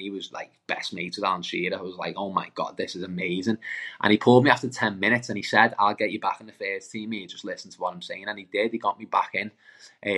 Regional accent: Birkenhead, North West England, United Kingdom; I'm from Lochferry, I'm from Birkenhead

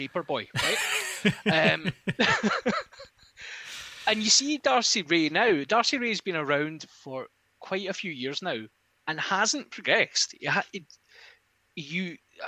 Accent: Isle of Bute, Scotland, United Kingdom; moved away; I'm originally from the Isle of Bute

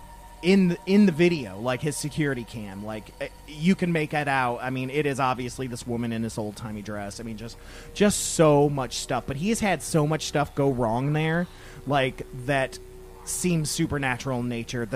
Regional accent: Toledo, Ohio, United States; growing up in Toledo, we used to find coffin handles

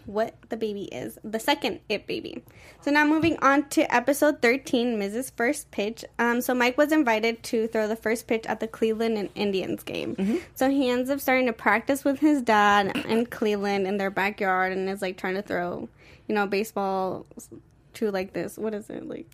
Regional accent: Mexico; first language Spanish; English is a second language; my first language was Spanish mm-hmm. because I am Mexican

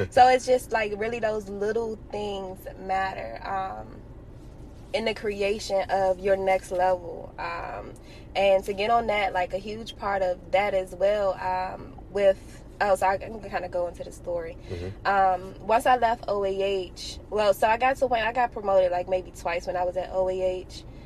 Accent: Washington, District of Columbia, United States; I happened to be born and raised in Washington, D.C., to amazing parents

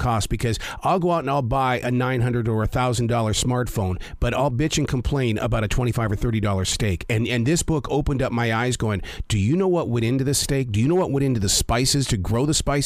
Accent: Montana, United States; being from Montana

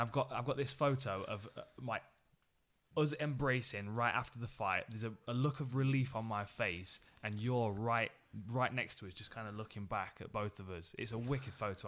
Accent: Nottingham, East Midlands, United Kingdom; I was fighting in my hometown.

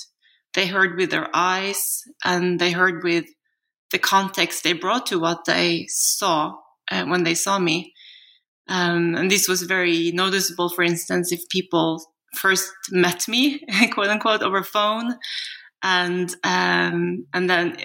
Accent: Norway; also born or lived in South Korea; I'm a Norwegian national, but I was adopted from Korea at the age of two. And at that time, Norway was very homogeneous.

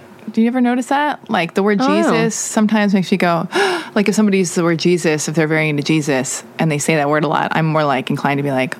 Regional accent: Los Angeles, California, United States; I was like born and raised in Hollywood. And I just, with no religion, my dad's Jewish and my mom's whatever.

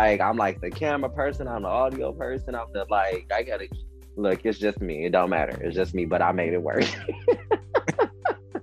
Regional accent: Detroit, Michigan, United States; I'm from Detroit

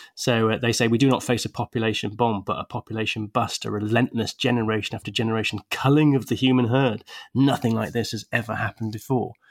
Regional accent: England, United Kingdom; I'm an English bloke

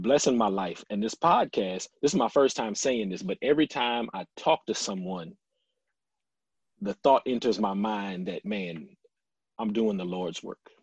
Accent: Lafayette, Louisiana, United States; moved away; I loved growing up in Lafayette. I couldn't think of a better place to grow up.

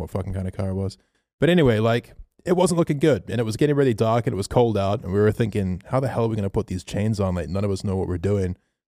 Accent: Melbourne, Victoria, Australia; we're from Melbourne

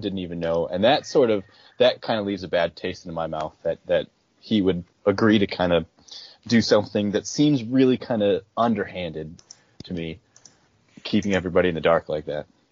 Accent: outside of Buffalo, New York, United States; I grew up outside of Buffalo

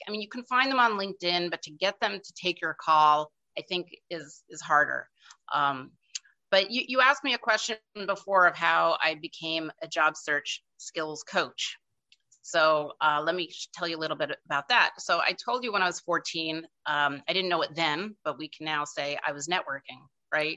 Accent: outside of New York City, United States; I grew up outside of New York City

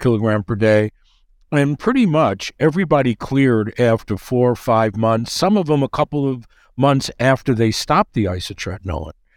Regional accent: New York, United States; I'm from New York

